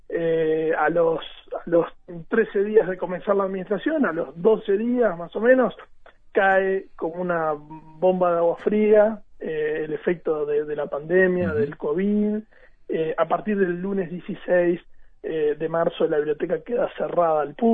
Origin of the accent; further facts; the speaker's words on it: Maldonado, Uruguay; yo soy de Maldonado